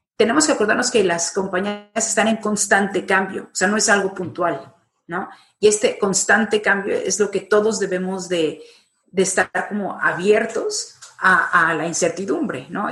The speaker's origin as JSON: {"language": "Spanish", "country": "Mexico", "moved": "yes", "lives_now": "Madrid, Spain", "said": "estoy en Madrid, soy mexicana, eh, pero y he estado trabajando y viviendo por varias partes del mundo, pero ahora desde hace 15 años me encuentro en Madrid"}